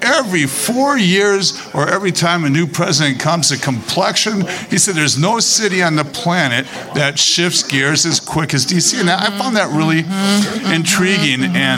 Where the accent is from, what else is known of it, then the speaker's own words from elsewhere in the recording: Inglewood, California, United States; born there; I was born in Inglewood.